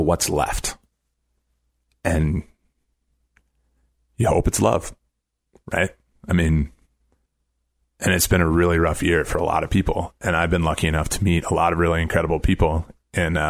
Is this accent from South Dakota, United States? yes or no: yes; Brookings, South Dakota, United States; moved away; I grew up in Brookings, South Dakota, and the highest point in my home county is a covered landfill.